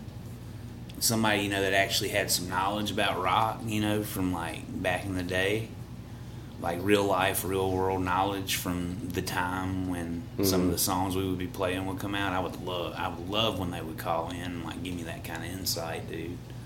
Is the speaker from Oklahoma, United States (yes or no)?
no; Alabama, United States; we're from Alabama. We're from Little Podunk, Alabama